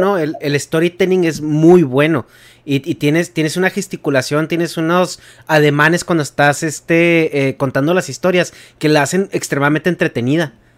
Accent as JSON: {"language": "Spanish", "region": "Chihuahua", "country": "Mexico", "tie": "born or raised there", "said": "yo nací y crecí en Chihuahua"}